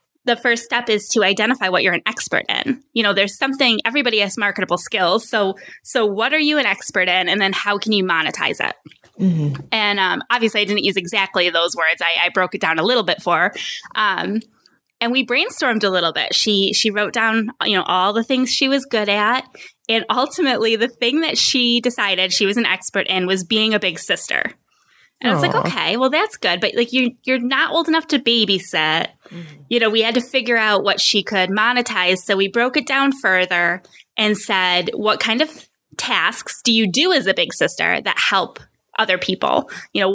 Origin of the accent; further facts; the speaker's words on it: Rochester, New York, United States; moved away as an adult; now in Phoenix, United States; We're from Rochester, New York, and we've since moved across the country. We're now in Phoenix, Arizona